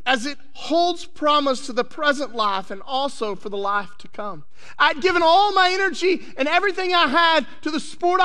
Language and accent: English; West Texas, United States; I grew up in West Texas